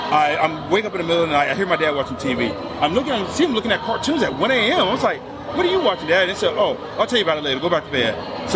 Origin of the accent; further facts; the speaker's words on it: Dallas, Texas, United States; up in my hometown, at one point in the Dallas area